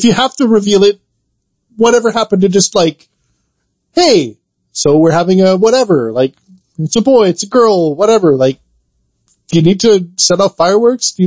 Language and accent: English; Canada; we're Canadian